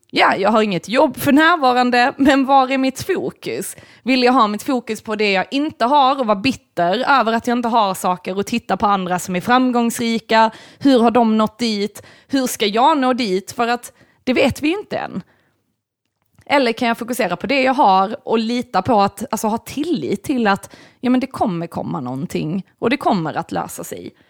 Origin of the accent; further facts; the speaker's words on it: United States; jag är amerikan.